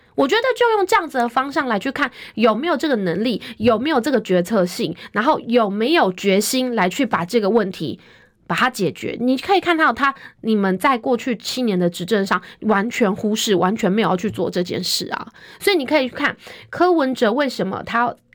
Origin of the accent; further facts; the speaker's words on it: Taiwan; 我们台湾人民